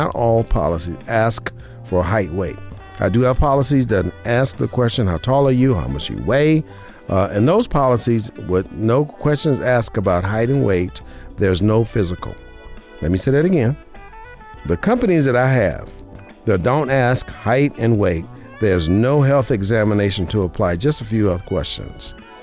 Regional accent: Las Vegas, Nevada, United States; now in Henderson, United States; I was born and raised in Vegas

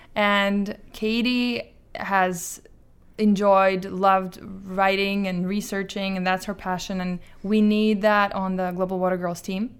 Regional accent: Azerbaijan; moved away; I'm from Azerbaijan

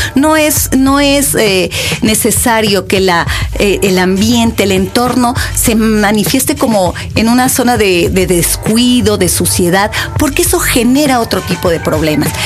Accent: Mexico City, Mexico; yo soy ciudadana de Benito Juárez. Ahí nací, ahí crecí, ahí estudié.

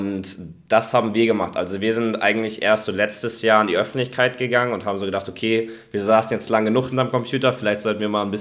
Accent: Hamburg, Germany; bin aus Hamburg, wohne hier auch gerade

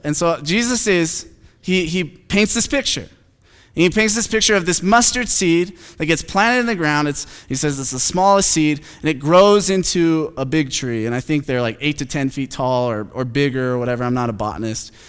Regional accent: Phoenix, Arizona, United States; I'm from Phoenix

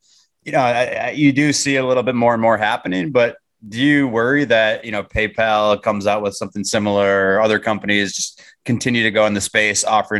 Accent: Minnesota, United States; my home state of Minnesota.

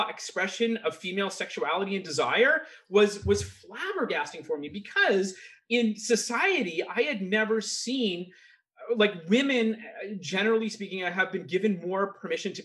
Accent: Vancouver, British Columbia, Canada; I grew up in Vancouver, BC

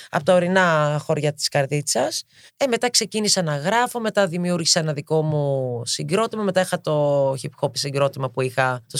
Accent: Partille, Västra Götaland, Sweden; also born or lived in Gothenburg; Έχω μεγαλώσει στο Γκέτεμπορ. Μετά πήγα και μεγάλωσα στο Δήμο του Πάρτιλε.

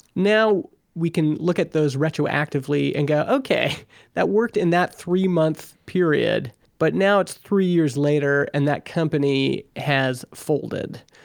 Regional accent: Alberta, Canada; now in Vernon, Canada; I grew up in Alberta, Canada

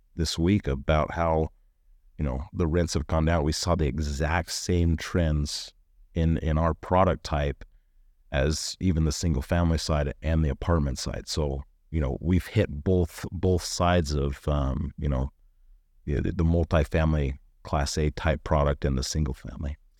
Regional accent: Northern Nevada, United States; moved away as an adult; now in Utah, United States; I was from Northern Nevada

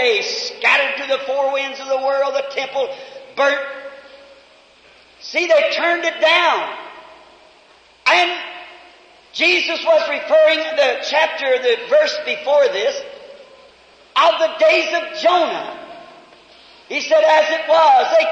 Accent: United States; I'm an American.

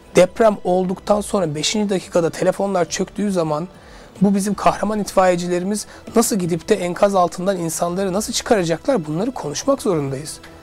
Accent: Suşehri, Sivas Province, Turkey; now in Istanbul, Turkey; Ben de Sivas Suşehirliyim

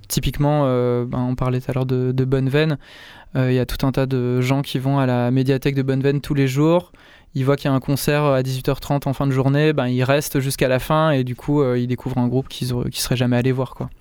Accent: Saint-Agrève, Auvergne-Rhône-Alpes, France; j'ai grandi en, j'ai grandi en Ardèche euh, du Nord, dans un village qui s'appelle Saint-Agrève

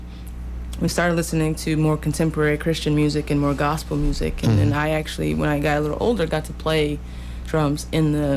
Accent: Kansas City, Missouri, United States; born or raised there; moved away as an adult; also born or lived in Lexington, Missouri; now in Columbia, United States

